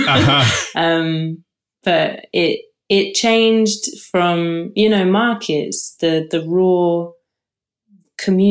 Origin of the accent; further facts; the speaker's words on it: London, United Kingdom; I grew up in London. Grew up in Camden Town.